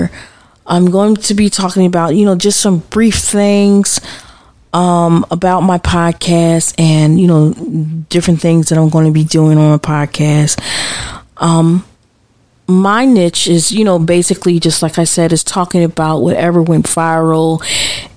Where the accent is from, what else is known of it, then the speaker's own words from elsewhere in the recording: United States; as a mother, as an American, as a citizen, as a Black American